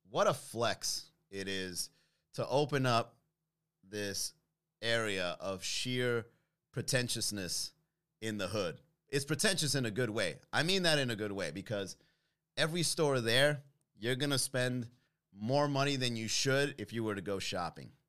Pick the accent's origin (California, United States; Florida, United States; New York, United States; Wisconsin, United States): Florida, United States; Miami; Because I'm from Miami, bro.